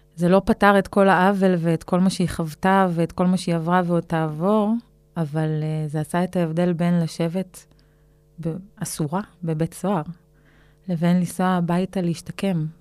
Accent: Israel; הזהות שלי כישראלית

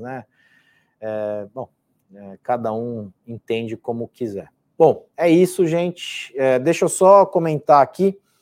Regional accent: São Paulo, Brazil; meu pai é espanhol e eu estudei num colégio espanhol aqui em São Paulo, então diria que é a minha segunda língua é espanhol, porque convivi com ela durante quase 15 anos

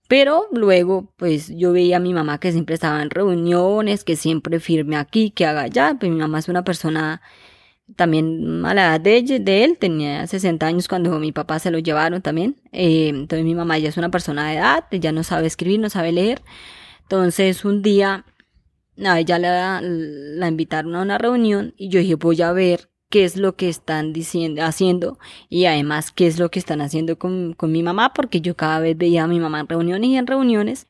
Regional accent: Chámeza, Casanare, Colombia; soy de chameza Casanare

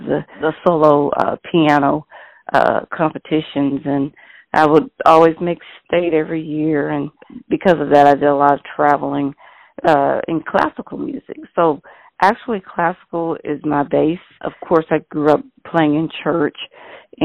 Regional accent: Tallahassee, Florida, United States; I was born and raised in Tallahassee, Florida

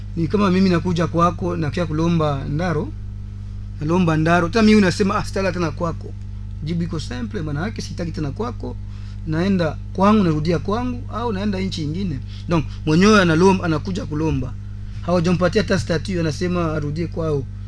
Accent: DR Congo; hapa kwetu Kongo, Uvira

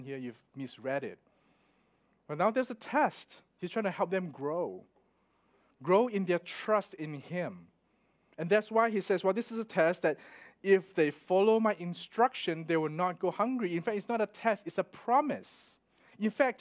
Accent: Melbourne, Victoria, Australia; I'm from Melbourne

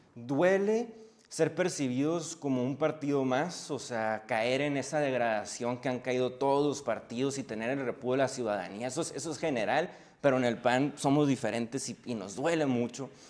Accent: Hermosillo, Sonora, Mexico; also born or lived in Mexico City; somos de Hermosillo

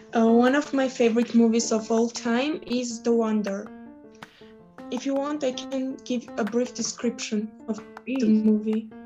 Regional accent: Hrazdan, Kotayk, Armenia; English is a second language; I'm from Armenia. I live in Hrazdan.

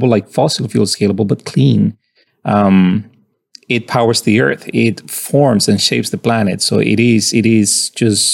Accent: Colombia; moved away as an adult; I'm from Colombia and I found my way into MIT as an undergrad

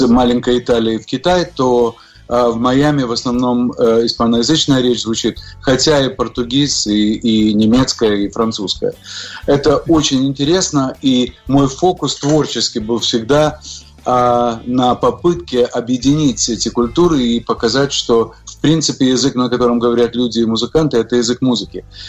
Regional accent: Odesa, Odesa Oblast, Ukraine; also born or lived in Moscow, Russia / New York, United States; now in Miami, United States; я родился в Одессе, на Украине

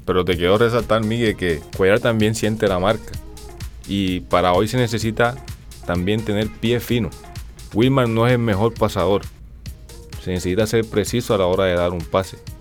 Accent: Colombia; lo que tenemos los colombianos

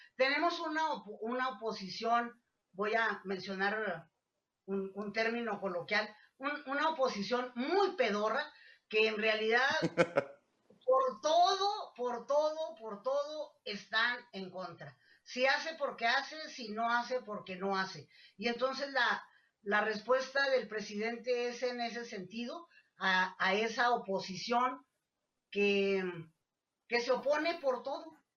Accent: Mexico; como mexicanos

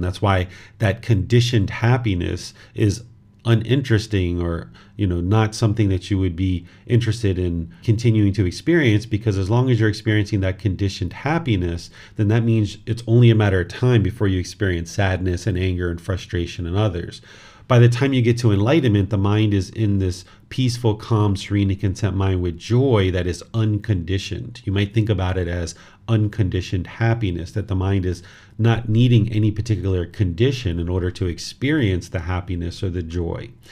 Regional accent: United States; this body was born in America

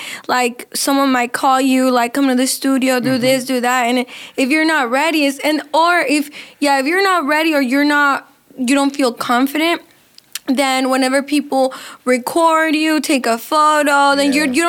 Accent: Fortuna, California, United States; born there; I was born in California, in Fortuna, California, which is like way up north past Eureka.

